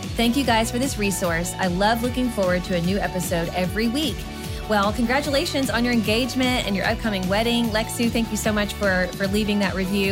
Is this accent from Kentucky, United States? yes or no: yes; Kentucky, United States; moved away as an adult; also born or lived in Georgia; when we first moved away from kind of our hometown in Kentucky.